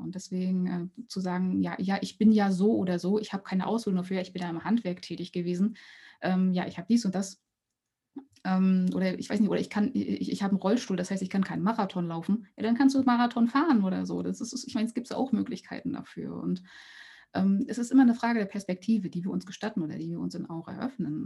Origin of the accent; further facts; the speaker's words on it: East Germany, Germany; ich bin in Ostdeutschland geboren oder in der D D R geboren und dann in Ostdeutschland aufgewachsen